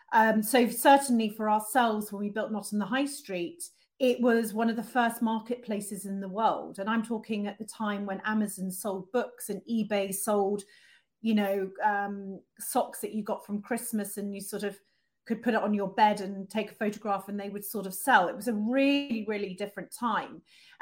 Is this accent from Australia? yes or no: no; Amsterdam, North Holland, Netherlands; And certainly, obviously, growing up in Amsterdam is an interesting experience. I spoke Dutch. I would ride my bike everywhere, you know, obviously skating on the canals.